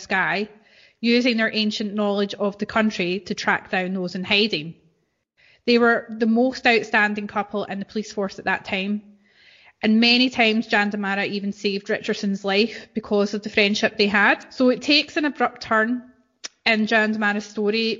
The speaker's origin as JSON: {"language": "English", "region": "Scotland", "country": "United Kingdom", "said": "as Scottish people we can relate to because we're a colonized country ourselves"}